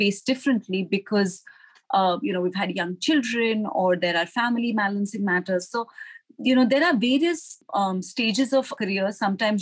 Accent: India; moved away as an adult; also born or lived in Singapore; now in Hong Kong; I joined Citi as a management associate in my home country, which was India.

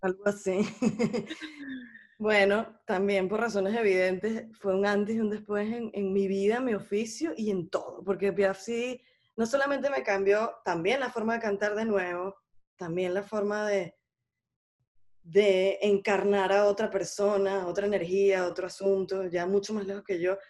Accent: Venezuela; moved away as an adult; yo tengo nada más dos años que, que me fui de Venezuela y no he regresado

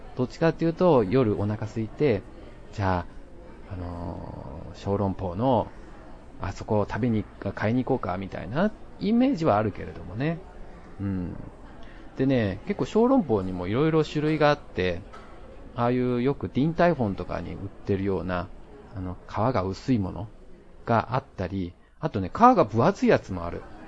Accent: Japan; now in Taiwan; 台湾人パートナーを持つ日本人

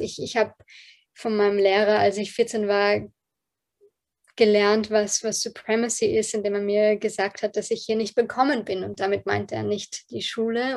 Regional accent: Austria; accent: Bilderbuch Hochdeutsch; German is a second language; meine Eltern beide ähm, aus Polen sind, ähm, mit dem Fall der Berliner Mauer nach Österreich migriert sind und ich ähm, hier zur Welt gekommen bin.

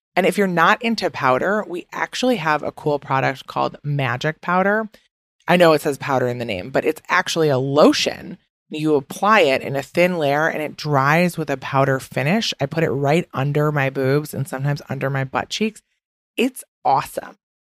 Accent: Midwest, United States; accent: Midwest; now in New York City, United States; my Midwest accent is back in full effect.

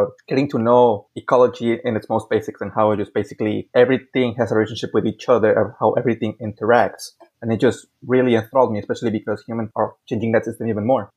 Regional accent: Mexico; also born or lived in Hidalgo, Texas; I was born in Hidalgo, Texas, but lived most of my life in Mexico

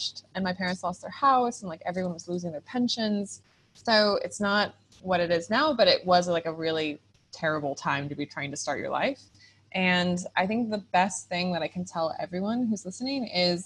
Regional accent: California, United States; moved away as an adult; also born or lived in Costa Rica; I'm from California, startup-y, a go-getter

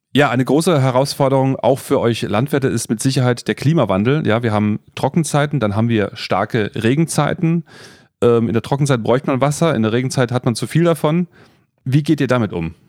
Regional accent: Freiburg, Baden-Württemberg, Germany; now in Friedberg, Germany; ich bin ja in Freiburg aufgewachsen

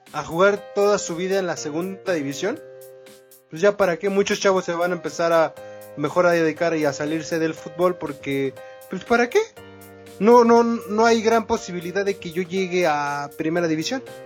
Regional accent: Mexico; como mexicano

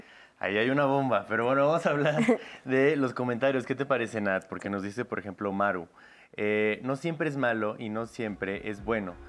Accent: Puebla, Mexico; Yo también soy de Puebla

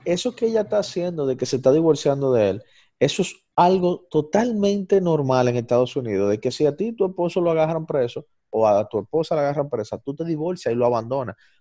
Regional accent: Dominican Republic; aquí en República Dominicana

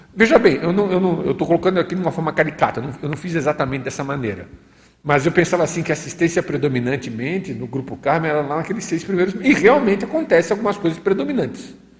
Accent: Florianópolis, Santa Catarina, Brazil; moved away as an adult; Florianópolis, que foi onde eu nasci, eu passei uma vinte e poucos anos da minha vida

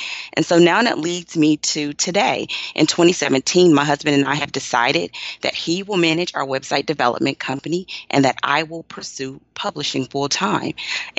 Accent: Austin, Texas, United States; And so I grew up in Austin, and I went to college and law school as a wife and a mother with little ones.

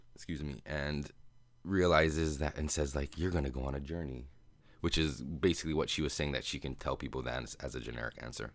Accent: United States; accent: American; my American accent

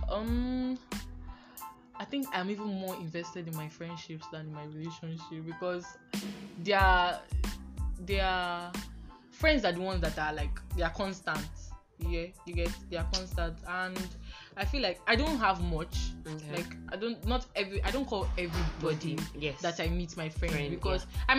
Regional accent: Edo, Nigeria; I'm from Edo State.

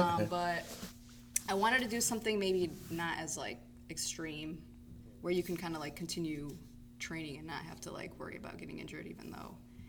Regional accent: Mundelein, Illinois, United States; I grew up here in Mundelein

